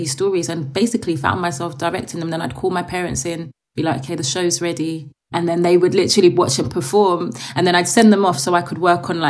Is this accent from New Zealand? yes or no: no; Mitcham, London, United Kingdom; also born or lived in Ghana (ancestry); I grew up in Mitcham, and Mitcham Morden area